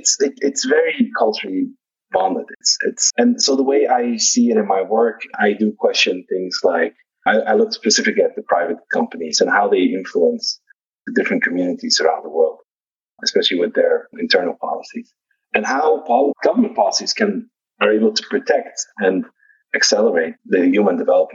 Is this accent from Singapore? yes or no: no; Netherlands; now in Arizona, United States; I'm from the Netherlands